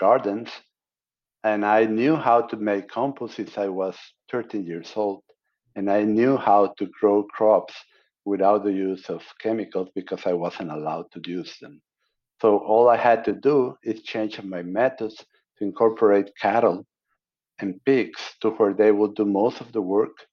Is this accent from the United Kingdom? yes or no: no; Mexico; moved away as an adult; also born or lived in Tampico, Mexico / Monterrey, Mexico; now in United States; I'm an American citizen born in Mexico.